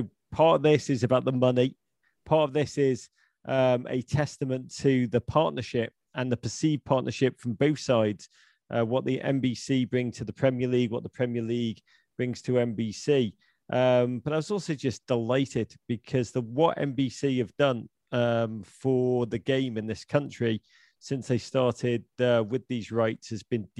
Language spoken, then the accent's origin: English; Liverpool, North West England, United Kingdom; moved away as an adult; now in United States; I'm a boy from Liverpool who came to America in the early 1990s